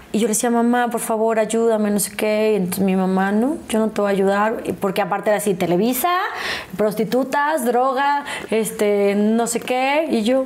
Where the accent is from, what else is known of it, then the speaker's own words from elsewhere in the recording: El Pueblito, Querétaro, Mexico; yo crecí en Querétaro